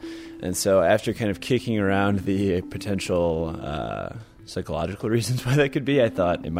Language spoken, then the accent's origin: English; Chicago, Illinois, United States; moved away as an adult; I grew up in Chicago, transplanted out for a number of years for college, and then when I moved back, I lived up in the Irving Park area.